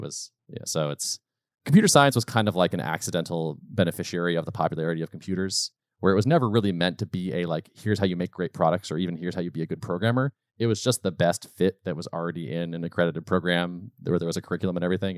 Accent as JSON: {"language": "English", "region": "Western Massachusetts", "country": "United States", "tie": "born or raised there", "also_born_or_lived": "Colorado / North Carolina", "said": "I was born in Western Mass, lived there for a while, and moved to Colorado and North Carolina for sort of three or four year stints as I was when I was much younger, but mostly Massachusetts"}